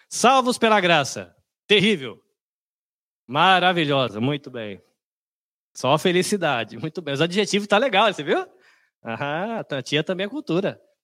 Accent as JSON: {"language": "Portuguese", "region": "São Paulo", "country": "Brazil", "tie": "born or raised there", "also_born_or_lived": "Bahia", "said": "eu sou de São Paulo, sou da Bahia, mas cresci em São Paulo"}